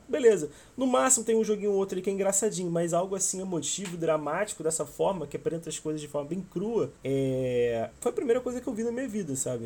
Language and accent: Portuguese; Rio de Janeiro, Brazil; accent: carioca; eu sou carioca, como podem perceber pelo sotaque